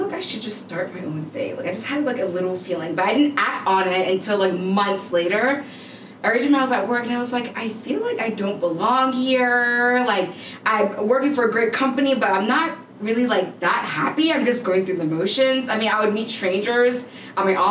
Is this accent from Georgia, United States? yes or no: yes; Atlanta, Georgia, United States; I grew up mainly here in Atlanta.